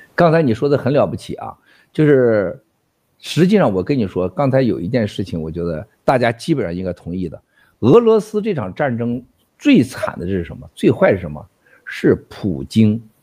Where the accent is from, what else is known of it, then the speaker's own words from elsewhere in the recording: China; 我们中国人